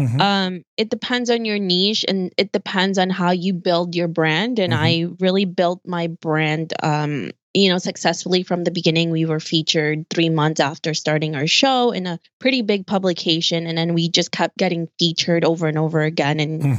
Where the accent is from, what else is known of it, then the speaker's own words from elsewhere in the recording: New York City, New York, United States; especially since I'm a New Yorker and it's just city over here.